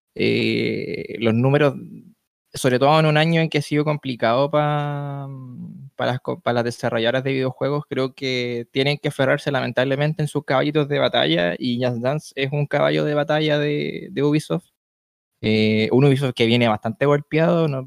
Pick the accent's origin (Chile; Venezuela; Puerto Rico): Chile; aquí en mi país